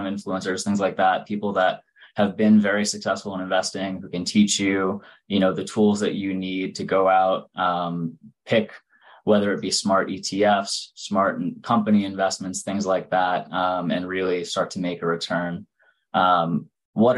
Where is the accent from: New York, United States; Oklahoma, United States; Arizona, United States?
New York, United States; Long Island, New York City area, United States; I'm originally from the New York City area, from out on Long Island. So I've lived here my whole life.